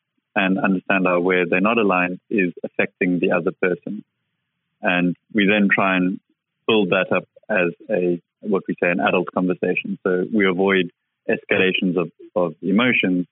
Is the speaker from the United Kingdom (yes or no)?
no; South Africa; I grew up in South Africa and he used to run mines all over Southern Africa